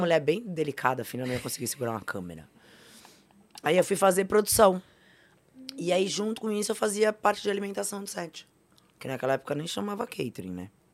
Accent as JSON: {"language": "Portuguese", "country": "Brazil", "said": "o país que a gente vive, mas eu sou brasileira"}